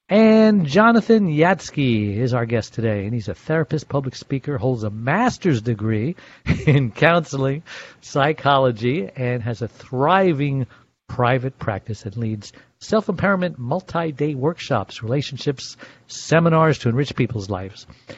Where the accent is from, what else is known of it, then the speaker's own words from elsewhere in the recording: Los Angeles, California, United States; So I'm from the City of Angels in Los Angeles.